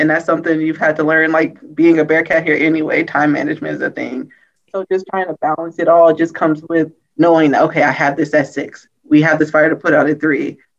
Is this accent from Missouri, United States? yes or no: yes; St. Louis, Missouri, United States; I'm from St. Louis.